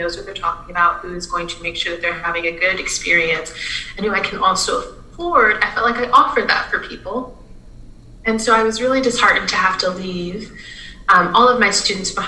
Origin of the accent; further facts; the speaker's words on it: South Louisiana, United States; moved away as an adult; also born or lived in Lincoln, Nebraska; something that's so symbolic here in my hometown